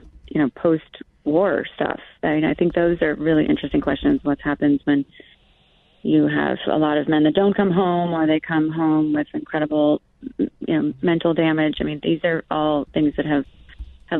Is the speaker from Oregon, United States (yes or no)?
yes; Oregon, United States; I grew up in Oregon